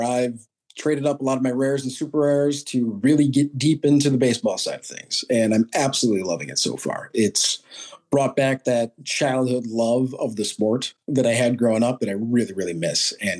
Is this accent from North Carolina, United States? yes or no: no; New York, United States; I grew up in New York